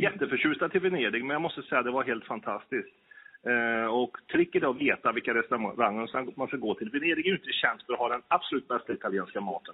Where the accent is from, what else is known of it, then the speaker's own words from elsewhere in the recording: Kil, Värmland, Sweden; Jag är från Kil i Värmland